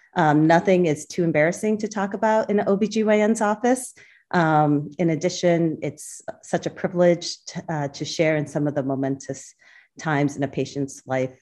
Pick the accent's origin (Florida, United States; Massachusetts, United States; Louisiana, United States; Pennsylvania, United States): Massachusetts, United States; central; also born or lived in Boston; I was born in Boston. Um, along with my three siblings, uh, we grew up in central Massachusetts